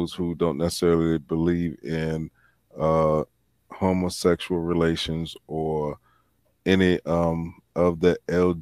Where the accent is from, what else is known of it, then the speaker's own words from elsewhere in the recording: Virginia, United States; my home state of Virginia